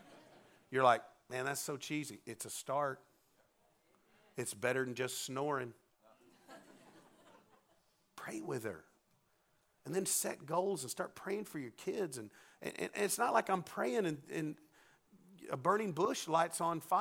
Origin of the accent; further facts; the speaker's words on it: Arkansas, United States; We're from Arkansas. We're 49th in the education system